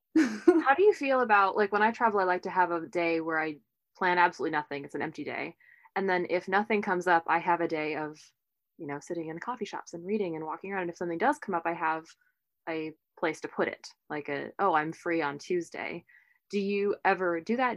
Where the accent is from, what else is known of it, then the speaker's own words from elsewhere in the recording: Portland, Oregon, United States; I'm from Portland